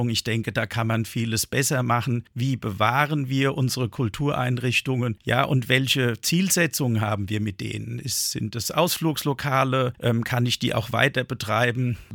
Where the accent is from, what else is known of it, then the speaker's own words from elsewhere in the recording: Darmstadt, Hesse, Germany; Ich bin mal in Darmstadt zur Schule gegangen und hatte ja quasi statt 13 Jahren nur 12 Jahre Schule.